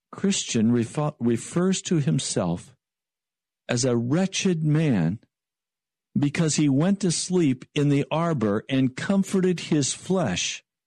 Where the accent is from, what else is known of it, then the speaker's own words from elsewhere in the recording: Denver, Colorado, United States; I was born in Denver, Colorado.